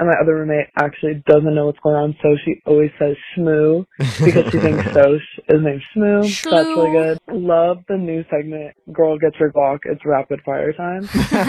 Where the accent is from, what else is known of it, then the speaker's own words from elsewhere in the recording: Denver, Colorado, United States; I am 20 years old. I'm from Denver, Colorado.